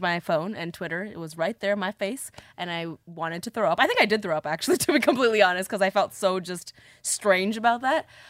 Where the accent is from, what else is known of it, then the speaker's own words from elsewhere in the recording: Toronto, Ontario, Canada; Growing up in Toronto, in high school